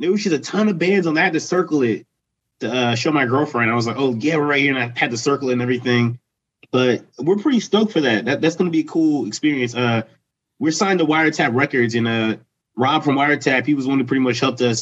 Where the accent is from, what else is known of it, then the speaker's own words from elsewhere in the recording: Lancaster, Pennsylvania, United States; We're from Lancaster